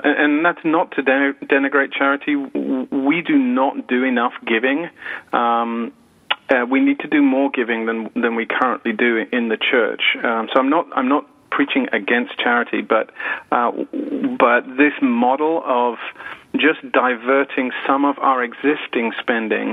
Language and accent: English; United Kingdom; moved away as an adult; as you can tell from my accent, I'm not from around here. I'm from the UK. My wife and I moved over with our three boys 6 years ago